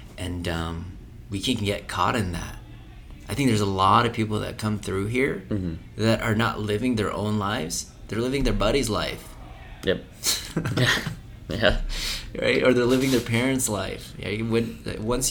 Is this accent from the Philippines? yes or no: yes; Philippines; I was raised in Philippines.